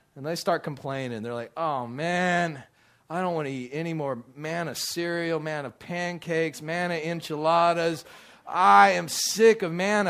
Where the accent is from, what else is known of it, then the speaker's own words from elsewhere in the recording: Midland, Texas, United States; also born or lived in Dallas, Texas; I grew up out in Midland, Texas, and we often, when we lived out in the country